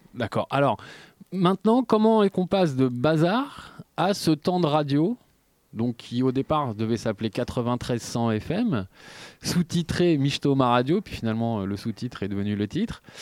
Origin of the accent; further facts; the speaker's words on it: Aubervilliers, Île-de-France, France; je viens d'Aubervilliers